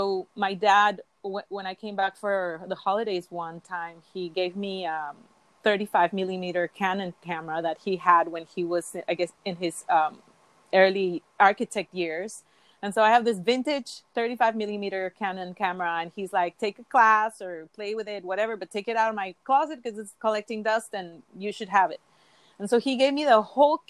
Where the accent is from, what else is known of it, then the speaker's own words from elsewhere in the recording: Mexico City, Mexico; moved away as an adult; I was born and raised in Mexico City